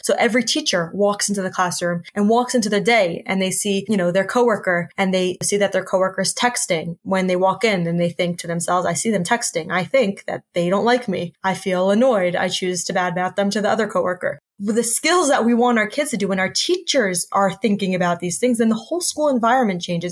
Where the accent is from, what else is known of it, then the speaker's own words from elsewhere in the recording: United States; I'm from the States